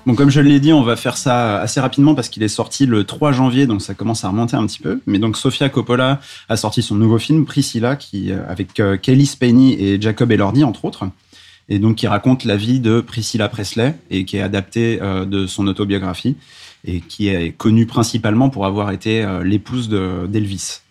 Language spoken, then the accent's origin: French; Paris, Île-de-France, France; en tant que Parisien